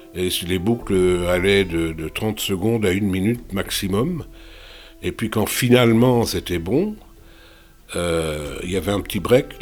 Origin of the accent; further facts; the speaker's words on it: Belgium; moved away as an adult; also born or lived in London / Paris; now in France; je ne suis pas retourné en Belgique de manière permanente euh, depuis